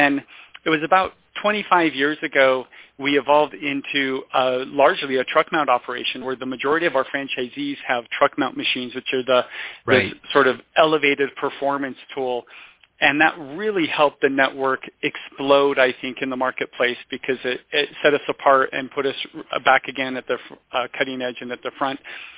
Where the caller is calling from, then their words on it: Logan, Utah, United States; I am calling from beautiful Logan, Utah.